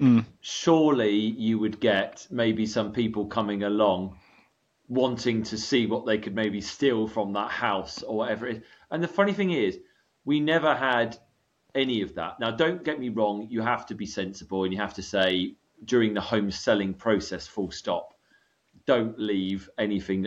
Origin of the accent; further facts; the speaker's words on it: United Kingdom; moved away as an adult; also born or lived in California, United States; I was British, I feed myself as a British real estate agent